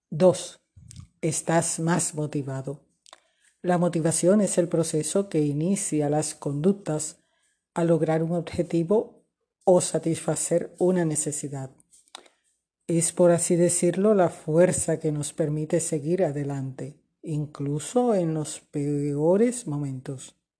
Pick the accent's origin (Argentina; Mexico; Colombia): Colombia; also born or lived in Barranquilla, Colombia; desde Barranquilla, Colombia